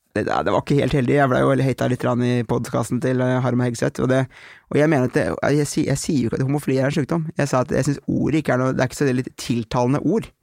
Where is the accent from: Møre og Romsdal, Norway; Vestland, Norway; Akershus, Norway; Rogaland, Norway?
Akershus, Norway; Aurskog; Jeg var hjemme i Aurskog